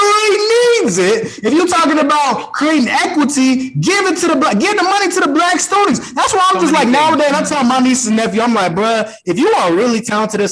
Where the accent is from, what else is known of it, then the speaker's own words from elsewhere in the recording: Aurora, Colorado, United States; I was in Cherry Creek District. I'm from Aurora